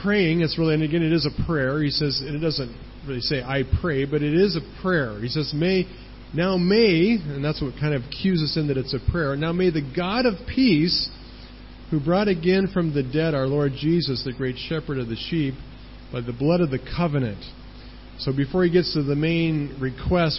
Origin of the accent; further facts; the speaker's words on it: United States; moved away as an adult; I'm from the United States and I don't live there.